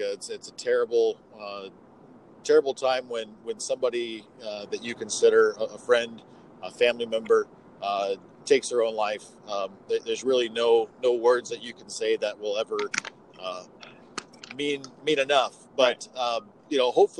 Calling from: Walla Walla, Washington, United States; I am calling from beautiful Walla Walla, Washington.

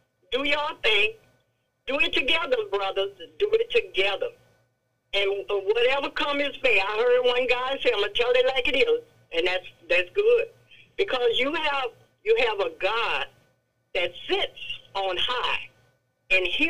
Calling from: Franklin, Louisiana, United States; I am from Franklin

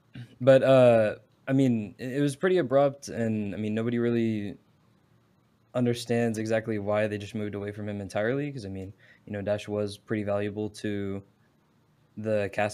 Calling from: Dallas, Texas, United States; I'm calling from good old Dallas, Texas.

